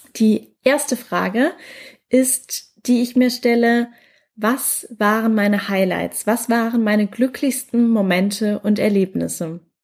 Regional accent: Mannheim, Baden-Württemberg, Germany; moved away; Gerade bin ich noch in meiner Heimatstadt in Mannheim

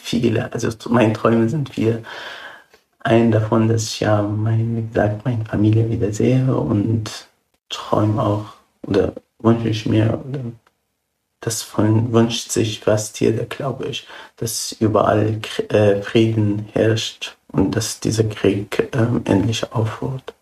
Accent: Syria; German is a second language; now in Germany; ich bin zwar ja ausgewandert aus Syrien.

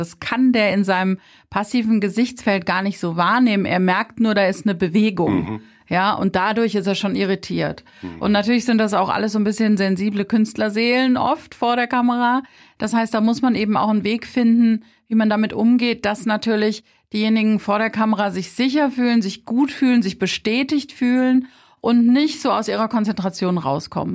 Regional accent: Rheinhessen, Rhineland-Palatinate, Germany; Wir sind halt aus Rheinhessen

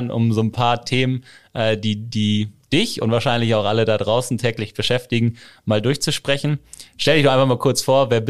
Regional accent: North Rhine-Westphalia, Germany; Also ein Kind des Münsterlandes, was schon mal gut, äh, gut ist. Genau. Da sind wir beide Marcel voraus

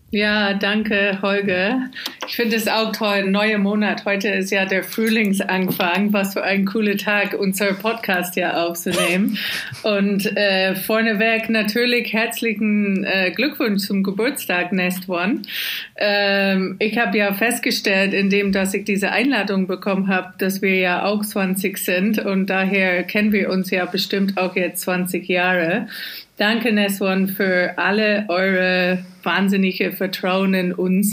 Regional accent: Scotland, United Kingdom; German is a second language; moved away as an adult; also born or lived in Glasgow; now in Berlin, Germany; Und als Schotte bezeichne ich mich eigentlich ehrlich gesagt auch immer noch

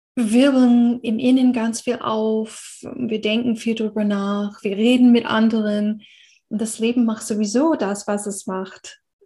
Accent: United States; German is a second language; moved away; ich bin in einer Gesellschaft aufgewachsen in Amerika

